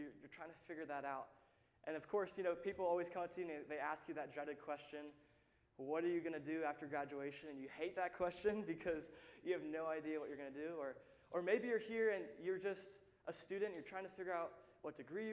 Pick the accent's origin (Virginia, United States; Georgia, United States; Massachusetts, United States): Virginia, United States; Lynchburg; I'm actually from Lynchburg. I grew up in this church. I've been here since I was about 13 years old.